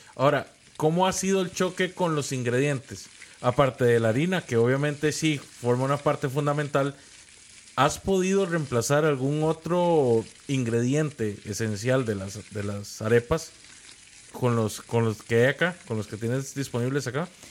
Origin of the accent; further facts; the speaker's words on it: Costa Rica; aquí en Costa Rica